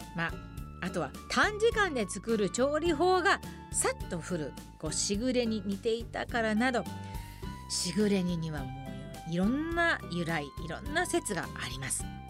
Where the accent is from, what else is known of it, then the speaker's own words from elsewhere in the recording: Tokai, Japan; 私もあの子供の頃から東海出身ですから